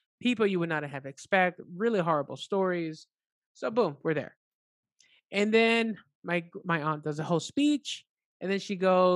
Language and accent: English; Honduras; moved away; I'm from Honduras in Central America